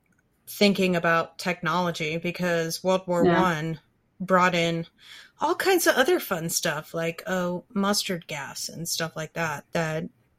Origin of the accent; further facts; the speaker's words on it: United States; I'm an American.